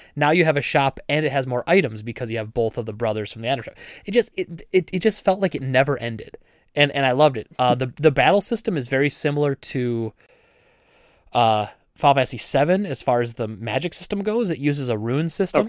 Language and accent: English; United States; I'm an American.